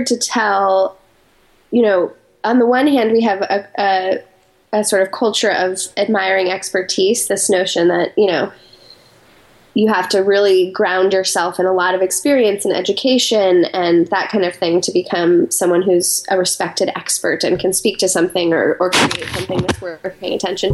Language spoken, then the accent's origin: English; Colorado Springs, Colorado, United States; moved away as an adult; also born or lived in New York City, United States; I grew up in Colorado Springs, Colorado